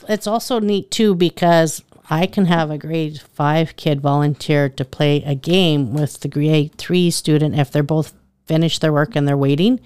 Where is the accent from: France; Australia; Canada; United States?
Canada; Richmond, Saskatchewan; moved away as an adult; also born or lived in Medicine Hat, Alberta / Watrous, Saskatchewan; now in Eyebrow, Canada; I'm originally from Richmond, Saskatchewan.